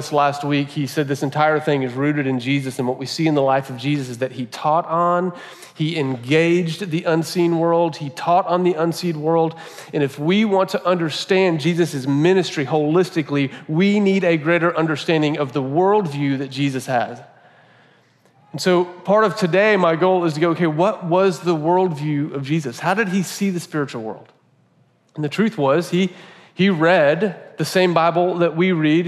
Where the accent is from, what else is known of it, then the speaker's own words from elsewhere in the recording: United States; we've been conditioned as Americans